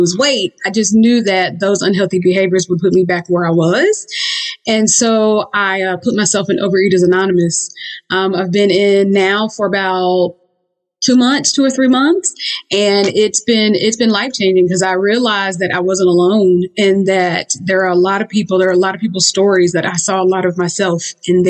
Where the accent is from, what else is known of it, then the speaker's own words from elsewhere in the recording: the South, United States; I'm, you know, from the South. And I grew up very much fried chicken and macaroni and cheese